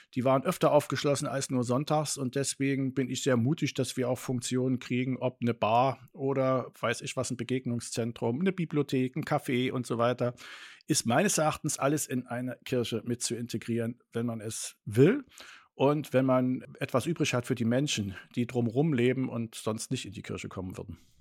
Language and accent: German; Northern Germany, Germany; moved away; in Norddeutschland, da wo ich aufgewachsen bin und konfirmiert bin